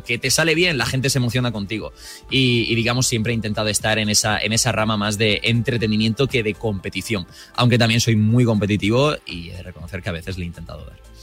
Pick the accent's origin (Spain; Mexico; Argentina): Spain; Murcia, Region of Murcia; yo soy de Murcia